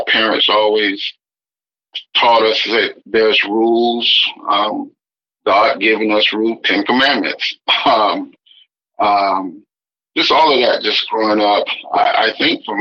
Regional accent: right outside Tuskegee, Alabama, United States; I grew up in Alabama, right outside Tuskegee, between Montgomery

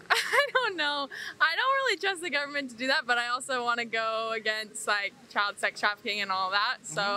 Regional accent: United States; I'm American.

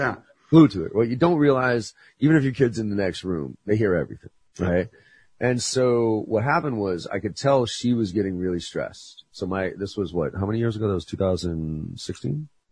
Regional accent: Boston, Massachusetts, United States; I'm a Bostonian through and through

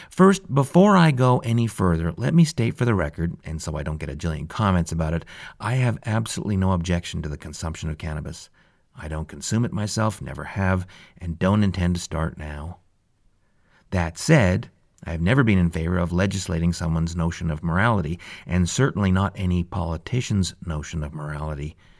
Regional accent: Calgary, Alberta, Canada; born or raised there

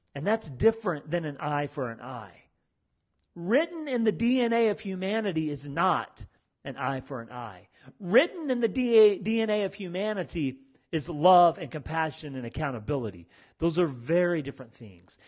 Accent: United States; I'm from America. I've lived in America my whole life.

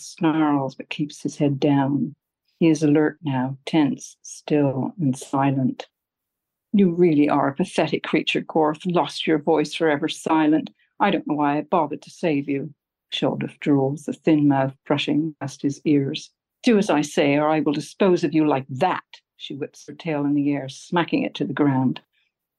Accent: England, United Kingdom; now in Alameda, United States; I grew up in England and I went to school in England

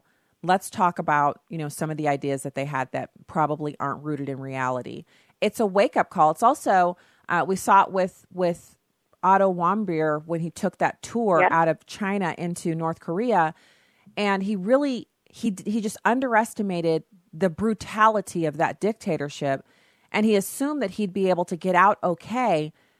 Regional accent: Germany; the way it was when I was growing up in Germany.

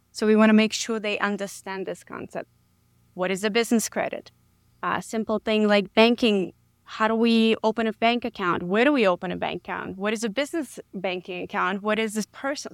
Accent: New York City, New York, United States; moved away as an adult; now in San Antonio, United States; I grew up in the Bronx, New York.

